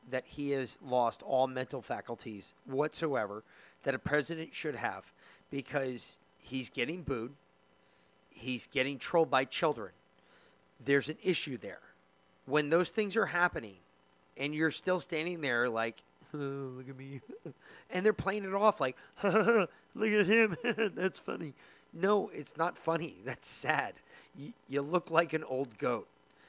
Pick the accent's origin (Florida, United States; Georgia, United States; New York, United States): New York, United States; Bronx; because I didn't grow up in Queens. I grew up in the Bronx.